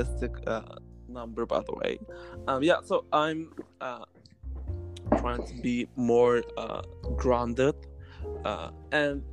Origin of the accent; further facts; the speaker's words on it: Greve, Zealand, Denmark; moved away; I was born in Denmark. I was born in Greve, which is in Denmark. I was raised in a very green